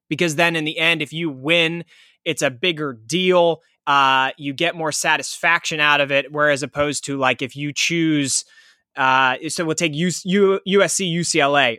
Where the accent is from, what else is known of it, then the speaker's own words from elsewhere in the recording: Pittsburgh, Pennsylvania, United States; I'm from Pittsburgh